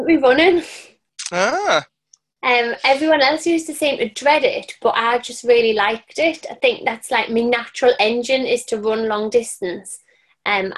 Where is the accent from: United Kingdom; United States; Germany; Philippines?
United Kingdom; Sunderland, North East England; I'm a Sunderland lass through and through. I was born in Sunderland and I grew up around fitness.